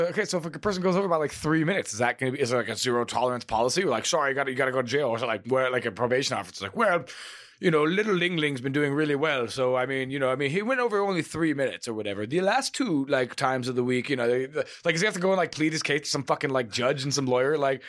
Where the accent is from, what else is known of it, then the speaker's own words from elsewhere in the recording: United States; as an American